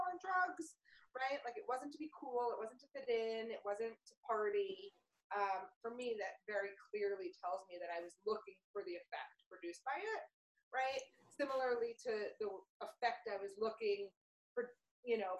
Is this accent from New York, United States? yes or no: yes; New York City, New York, United States; I grew up in New York City